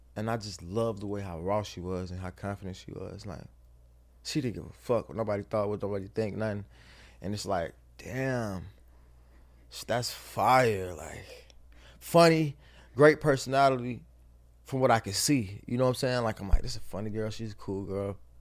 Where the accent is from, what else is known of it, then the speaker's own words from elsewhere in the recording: the South, United States; I'm from the South, so I'm raised by my mother and my grandmother.